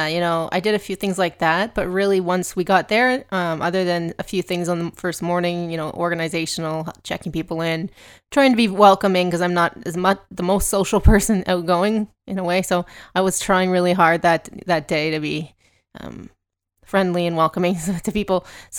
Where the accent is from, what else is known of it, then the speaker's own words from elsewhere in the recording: Canada; we are a lot smaller, of course, and we're Canadian